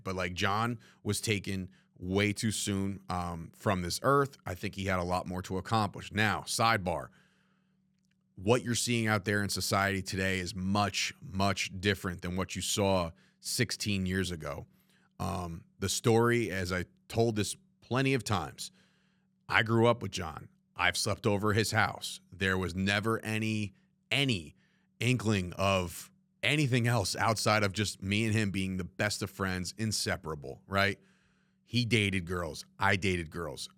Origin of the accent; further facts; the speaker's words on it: New Jersey, United States; three guys growing up in New Jersey